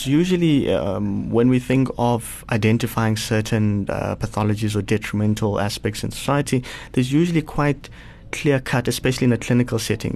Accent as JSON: {"language": "English", "town": "Polokwane", "region": "Limpopo", "country": "South Africa", "tie": "born or raised there", "moved": "yes", "lives_now": "Sandton, South Africa", "said": "I grew up in Polokwane, so uh, just outside of Polokwane in a township known as Sishil."}